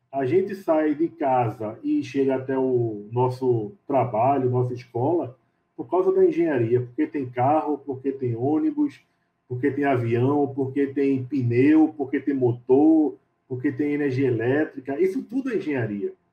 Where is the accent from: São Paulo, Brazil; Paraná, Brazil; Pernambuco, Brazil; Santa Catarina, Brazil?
Pernambuco, Brazil; Recife; Eu sou de Recife, Pernambuco, é, sou engenheiro civil